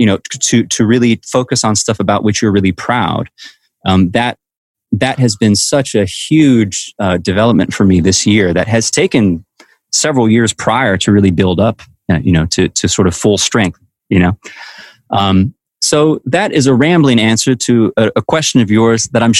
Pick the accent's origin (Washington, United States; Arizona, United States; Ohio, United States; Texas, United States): Washington, United States; Walla Walla; my dad used to own a John Deere dealership in my hometown of Walla Walla, Washington